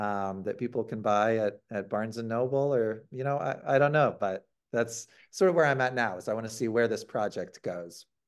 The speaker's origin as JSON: {"language": "English", "region": "Ohio", "country": "United States", "said": "I'm from Ohio"}